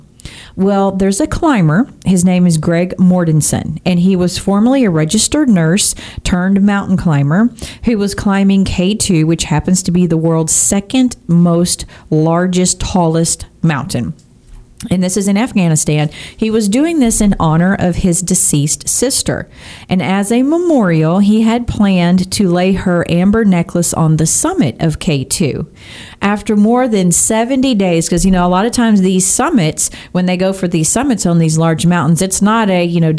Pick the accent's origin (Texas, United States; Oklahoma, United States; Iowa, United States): Texas, United States; I am a Texan born and bred.